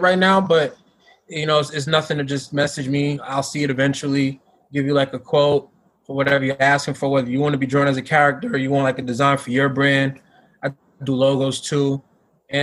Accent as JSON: {"language": "English", "region": "New York", "country": "United States", "tie": "born or raised there", "moved": "yes", "said": "I was gonna go back to like, you know, my hometown"}